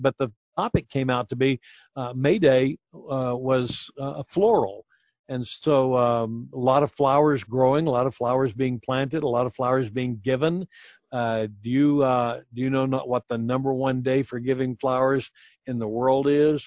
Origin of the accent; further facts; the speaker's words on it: United States; we as American